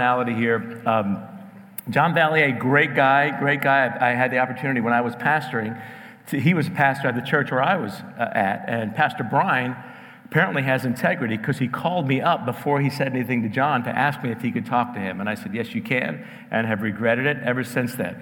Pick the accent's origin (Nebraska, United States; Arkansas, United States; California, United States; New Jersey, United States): New Jersey, United States; moved away; also born or lived in New York; raised in New Jersey